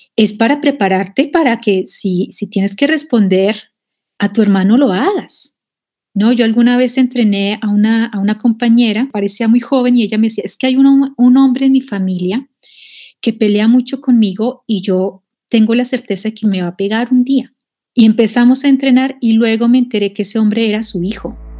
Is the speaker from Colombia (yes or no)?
yes; Colombia; moved away as an adult; now in Mexico; yo nací en Colombia, pero también he renacido en México. Bueno, en Colombia empecé a militar en el feminismo siendo muy joven